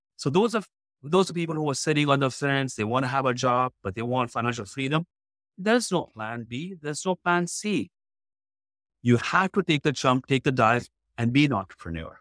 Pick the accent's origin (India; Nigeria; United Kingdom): India; moved away as an adult; now in Houston, United States; When I was in college, if I had not get a job, I would have got shipped back to India